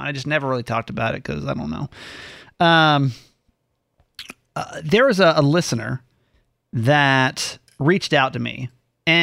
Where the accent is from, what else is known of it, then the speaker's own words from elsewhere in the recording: the South, United States; I grew up in the South